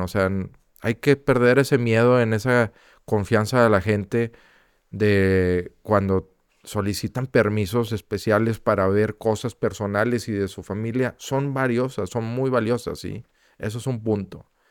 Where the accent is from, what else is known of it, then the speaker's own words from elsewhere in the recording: Monterrey, Nuevo León, Mexico; nosotros como, como regios, como empresarios, ¿sí? como ciudadanos